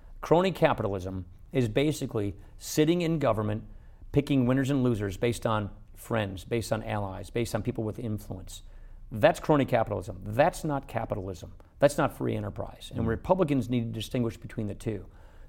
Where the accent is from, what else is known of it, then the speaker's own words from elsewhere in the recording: Wisconsin, United States; Look, I come from Wisconsin.